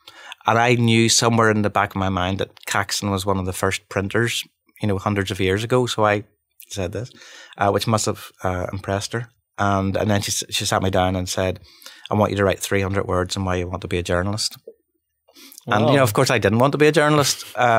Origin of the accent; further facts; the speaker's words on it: Bangor, Northern Ireland, United Kingdom; You know, we're from Bangor, but how would we know how to do that?